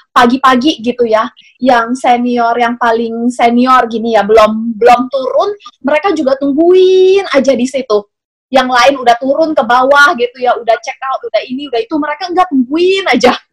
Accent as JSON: {"language": "Indonesian", "country": "Indonesia", "said": "karena kita orang Indo kali ya jadi lebih berasa kalau misalnya ngomongin kayak tentang cerita-cerita kayak gini"}